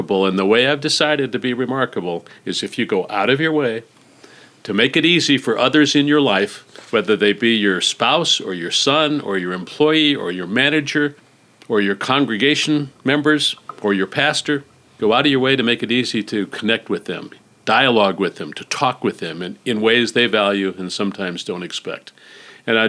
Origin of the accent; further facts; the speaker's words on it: Phoenix, Arizona, United States; I was born in Phoenix. I went to school at the University of Arizona